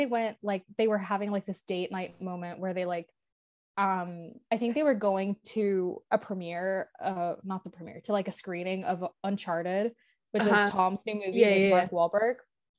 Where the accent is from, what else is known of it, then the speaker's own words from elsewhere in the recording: Ireland; as an Irish person